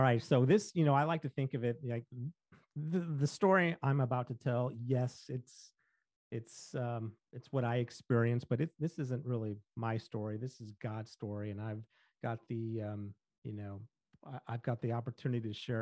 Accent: St. Louis, Missouri, United States; I grew up in St. Louis

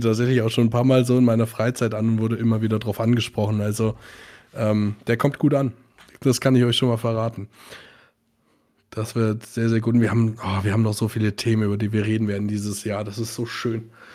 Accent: Bad Nauheim, Hesse, Germany; ich komme mhm. aus Bad Nauheim

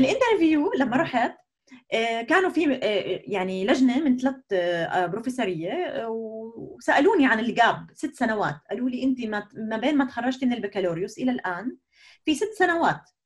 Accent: Jordan; moved away as an adult; now in Germany; نشات في الاردن

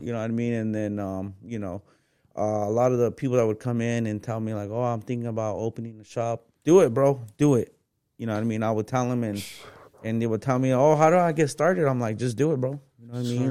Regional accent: Phoenix, Arizona, United States; I'm from West Phoenix, bro. I grew up without papers.

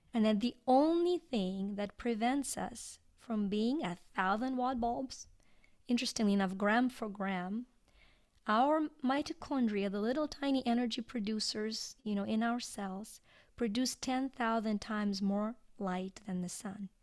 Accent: Ukraine; English is a second language; moved away as an adult; now in United States; I was born in Ukraine and, uh, grew up there, went to school there

